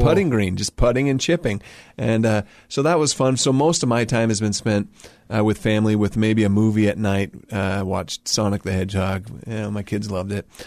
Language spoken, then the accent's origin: English; Utah, United States; I grew up in Utah.